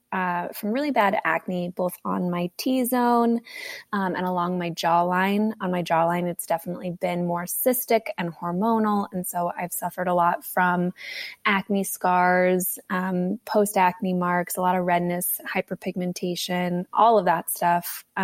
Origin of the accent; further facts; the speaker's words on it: Tennessee, United States; from Tennessee.